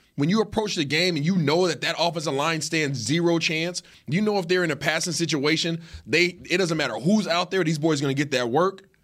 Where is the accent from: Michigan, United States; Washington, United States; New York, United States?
Washington, United States; Seattle; I am from Seattle.